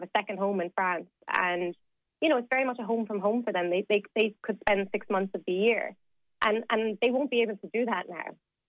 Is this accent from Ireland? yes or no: yes; Ireland; now in United Kingdom; So we as Irish people coming to the UK, we have the right to work, to study, to access health services, and that will all stay in place.